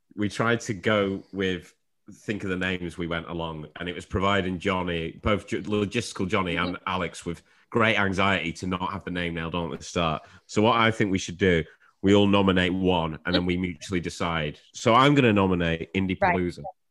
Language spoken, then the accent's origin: English; Shrewsbury, West Midlands, United Kingdom; I'm actually from Shrewsbury, which is close to uh, like Wrexham, North Wales.